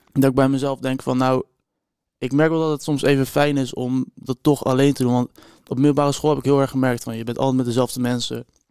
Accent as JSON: {"language": "Dutch", "town": "Rotterdam", "region": "South Holland", "country": "Netherlands", "said": "Ik kom uit Rotterdam ongeveer"}